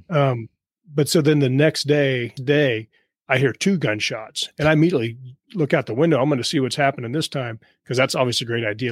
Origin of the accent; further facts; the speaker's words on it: Kansas, United States; moved away as an adult; also born or lived in Los Angeles; I was from Kansas